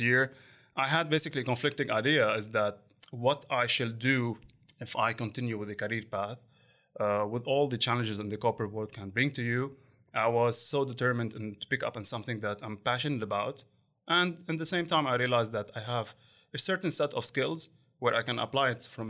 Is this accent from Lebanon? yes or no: yes; Lebanon; moved away as an adult; now in Dubai, United Arab Emirates; I'm from Lebanon, and my background basically it was a little bit hardship because I was born during the Civil War